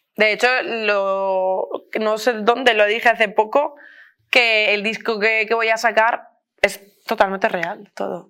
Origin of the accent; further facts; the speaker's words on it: Beniarrés, Valencian Community, Spain; now in Madrid, Spain; soy de un pueblo que se llama Beniarres, tenemos la banda del pueblo